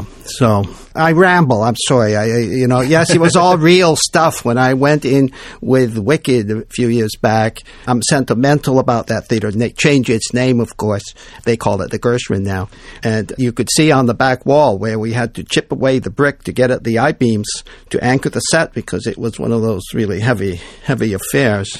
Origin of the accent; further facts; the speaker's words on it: Beloit, Wisconsin, United States; I grew up in Beloit, Wisconsin, a little blue-collar town.